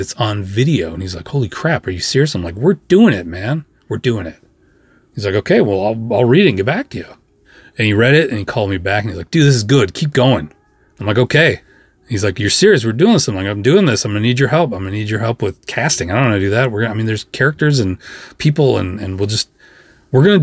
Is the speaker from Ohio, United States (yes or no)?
no; Minnesota, United States; I'm from Minnesota